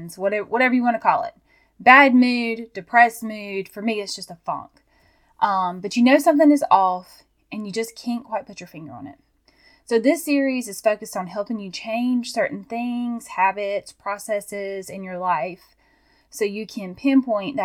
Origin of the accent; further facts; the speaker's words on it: Georgia, United States; I'm from Georgia